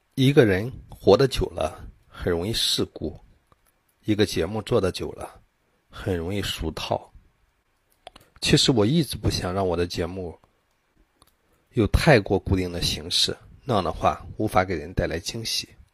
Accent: China; 我们中国人的商业模式还是走在了世界的前列的

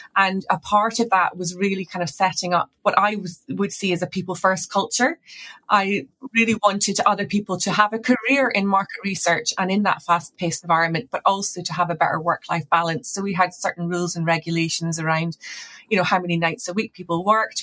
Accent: Scotland, United Kingdom; moved away; also born or lived in Edinburgh; I'm Scottish originally

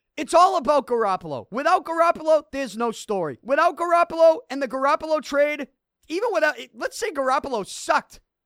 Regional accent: Boston, Massachusetts, United States; I'm from Selty

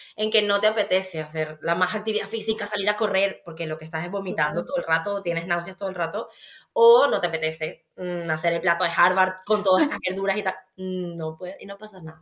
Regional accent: Venezuela; now in Spain; yo soy venezolana, la gente que no me conoce, pues ya lo va a saber, igual por mi acento. Y claro, viniendo de Venezuela

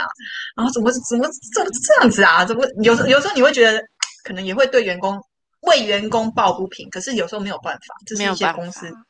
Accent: Taiwan; 哎，我跟你讲，台湾好的一点就是我们台湾人真的超有 idea 的，

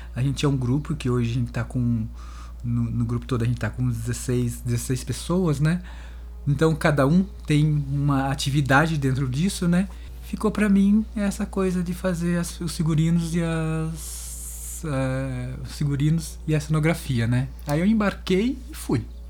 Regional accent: Sorocaba, São Paulo, Brazil; moved away as an adult; now in Campinas, Brazil; eu sou de Sorocaba, né? Mas eu tô em Campinas já faz, sei lá, uns 28 anos mais ou menos

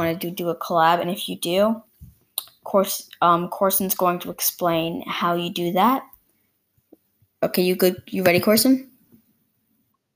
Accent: Canada; I'm Canadian

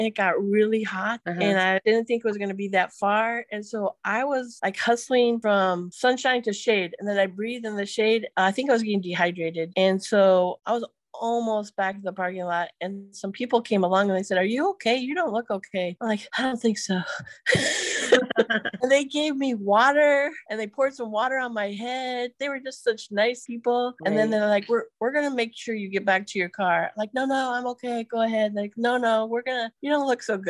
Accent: Iowa, United States; moved away; I'm originally from Iowa

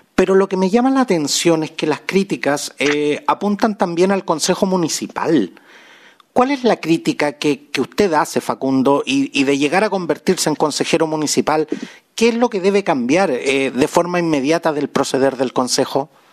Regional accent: Chile; nuestro querido Chile

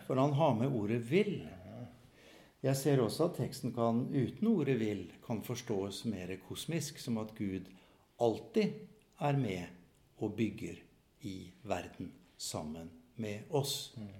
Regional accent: Fredrikstad, Østfold, Norway; now in Molde, Norway; jeg er østlending fra Fredrikstad

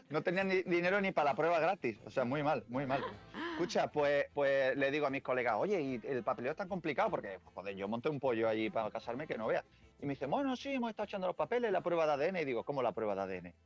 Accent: Seville, Andalusia, Spain; now in Connecticut, United States; yo soy sevillano

